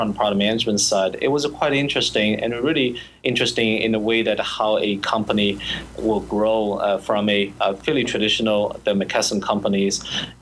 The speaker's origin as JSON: {"language": "English", "region": "Shanghai", "country": "China", "tie": "born or raised there", "moved": "as an adult", "lives_now": "United States", "said": "I grew up in Shanghai"}